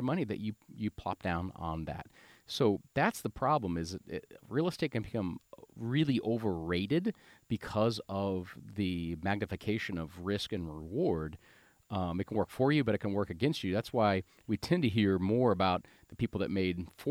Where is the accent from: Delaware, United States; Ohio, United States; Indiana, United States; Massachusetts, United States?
Ohio, United States; Springfield; growing up in Springfield